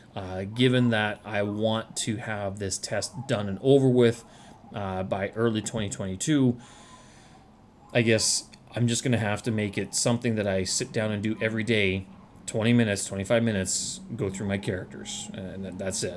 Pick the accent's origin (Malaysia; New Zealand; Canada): Canada; born or raised there; moved away as an adult; now in Beijing, China